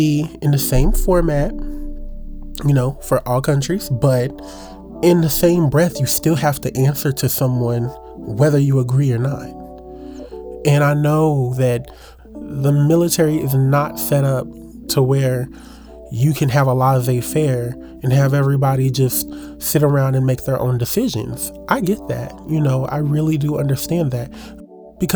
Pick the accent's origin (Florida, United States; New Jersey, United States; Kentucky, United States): Kentucky, United States; Louisville; I'm from Louisville, Kentucky. I currently reside in Louisville